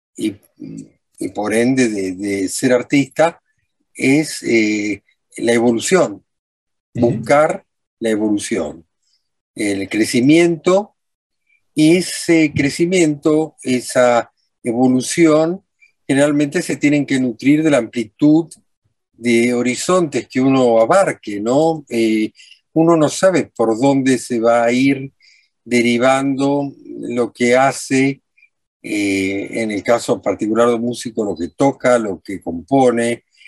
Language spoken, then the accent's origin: Spanish; Buenos Aires, Argentina; yo soy un porteño, pertenezco a una sociedad ecléctica